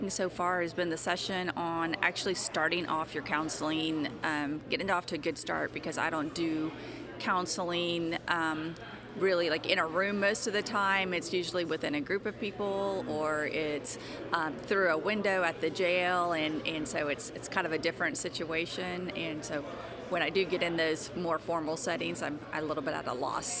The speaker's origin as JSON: {"language": "English", "town": "Crawfordsville", "region": "Indiana", "country": "United States", "said": "I'm from Crawfordsville, Indiana."}